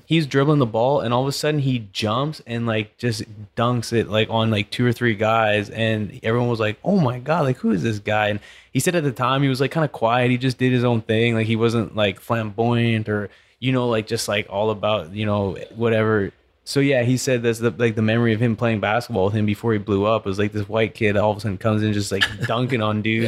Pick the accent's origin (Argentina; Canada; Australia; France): Canada; British Columbia; now in Katy, United States; I grew up in British Columbia where it's freshwater lakes